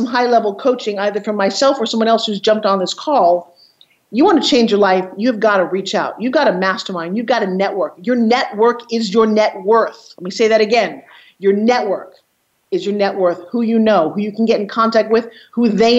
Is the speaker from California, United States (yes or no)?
no; Long Island, New York, United States; also born or lived in Kenya; I grew up on Long Island in the 60s